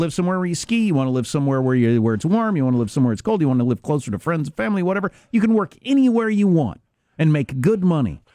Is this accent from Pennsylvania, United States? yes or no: no; Kansas, United States; my home state of Kansas